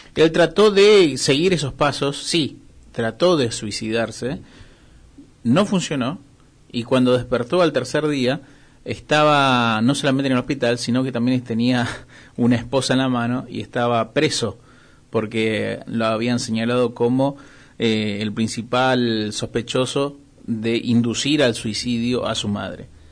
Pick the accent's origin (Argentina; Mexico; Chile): Argentina; solo ser argentinos somos egocéntricos